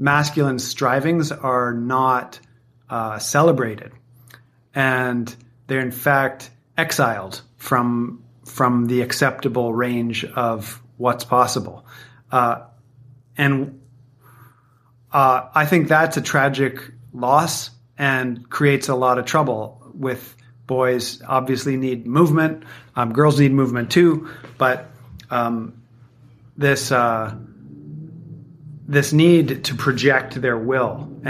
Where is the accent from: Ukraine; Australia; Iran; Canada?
Canada; I grew up playing hockey in Canada